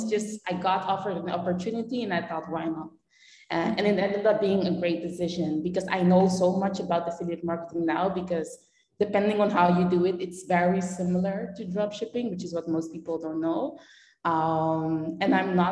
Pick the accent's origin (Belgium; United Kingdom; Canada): Belgium; moved away as an adult; also born or lived in Netherlands; now in Panama; I'm born in the Netherlands, but I grew up in Belgium